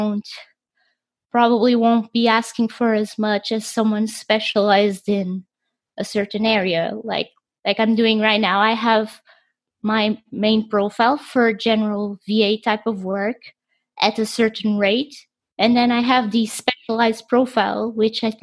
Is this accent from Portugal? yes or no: yes; Portugal; me being from Portugal